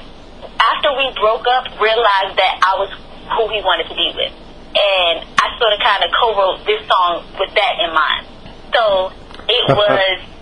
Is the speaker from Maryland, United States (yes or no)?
yes; Temple Hills, Maryland, United States; moved away as an adult; also born or lived in Las Vegas / North Carolina; I was born in Temple Hills, Maryland, and I was raised there as well